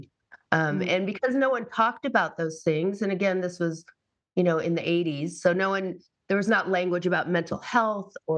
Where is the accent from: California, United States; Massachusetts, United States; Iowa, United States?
Massachusetts, United States; I grew up in Massachusetts